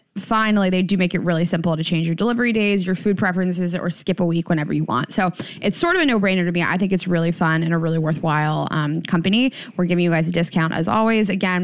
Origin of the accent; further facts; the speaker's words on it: Midwest, United States; also born or lived in South; especially like growing up in the Midwest and the South.